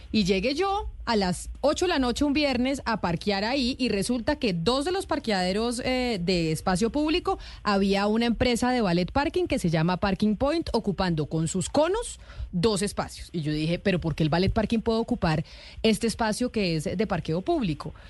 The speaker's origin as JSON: {"language": "Spanish", "region": "Bogotá", "country": "Colombia", "said": "yo como bogotana"}